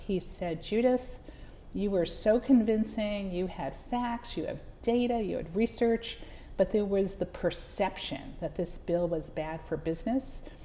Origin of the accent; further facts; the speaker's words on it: the Catskills, New York, United States; I grew up in the Catskills